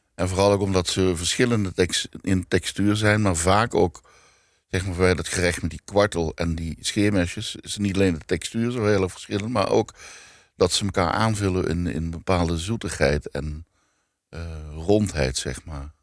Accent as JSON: {"language": "Dutch", "region": "Limburg", "country": "Netherlands", "moved": "yes", "said": "ik kom uit Limburg"}